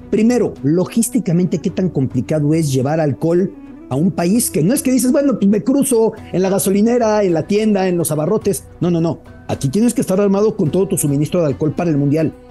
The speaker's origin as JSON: {"language": "Spanish", "country": "Mexico", "said": "E imposible decir que nos hemos acercado completamente a Qatar como mexicanos"}